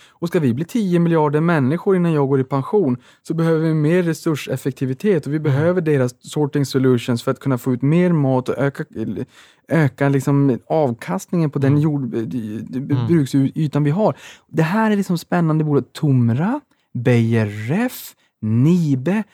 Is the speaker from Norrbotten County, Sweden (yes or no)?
yes; Boden, Norrbotten County, Sweden; moved away; jag var hemma i Boden i Sävas